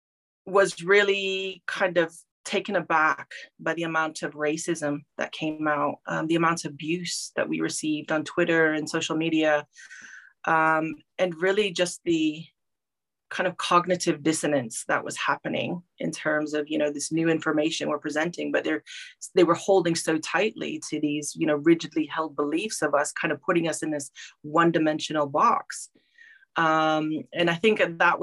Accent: Omaha Indian Reservation, Nebraska, United States; moved away; I grew up on the Omaha Indian Reservation

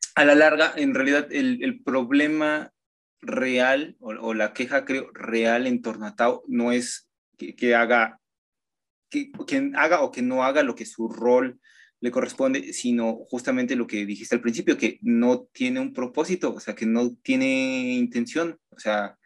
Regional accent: Mexico; uno como mexicano

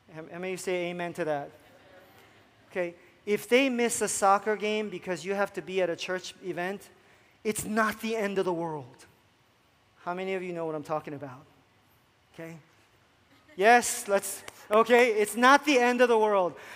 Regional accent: New Jersey, United States; moved away; i come from South Jersey where it becomes a huge issue

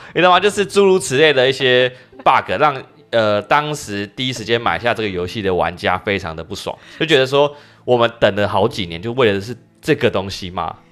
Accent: Taiwan; accent: Taiwanese English; 他们的那个日式英文口音真的是不输给我们台式英文口音

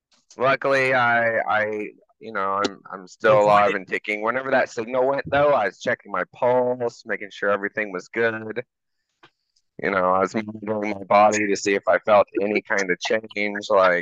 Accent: Georgia, United States; moved away; I grew up in Georgia, so you get a lot of flash flooding, tornadoes, different things like that.

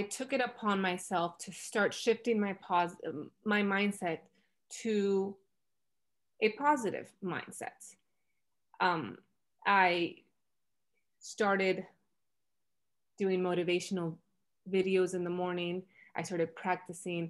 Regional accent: Florida, United States; now in Los Angeles, United States; I'm originally from Florida, and now I currently reside in Los Angeles, California

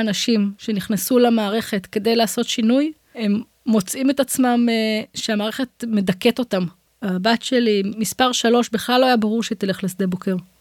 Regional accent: Israel; אני גרה באזור שלי, במושב שגדלתי בו

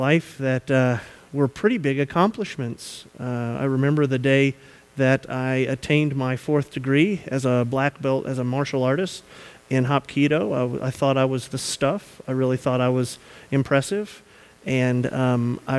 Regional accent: the South, United States; moved away; We are from the South.

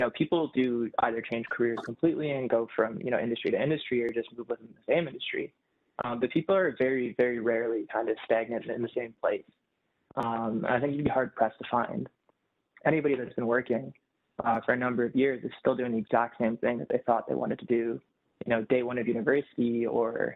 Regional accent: Toronto, Ontario, Canada; born and raised in Toronto

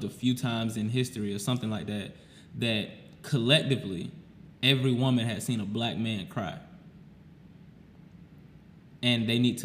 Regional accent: Florida, United States; moved away; I'm not from here. I'm from Florida.

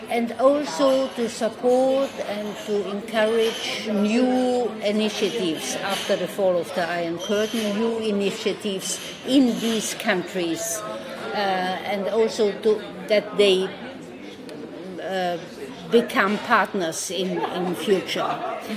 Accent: Carinthia, Austria; I'm from Carinthia.

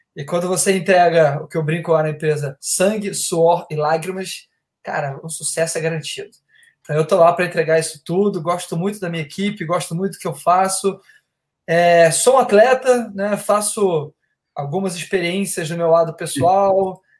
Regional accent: Rio de Janeiro, Brazil; Sou do Rio aqui

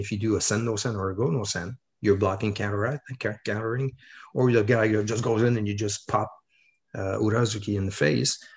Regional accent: Quebec, Canada; I'm a guy from Quebec

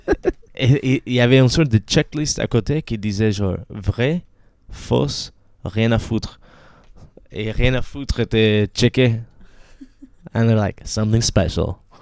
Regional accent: Caracas, Capital District, Venezuela; French is a second language; moved away; j'ai grandi à Caracas

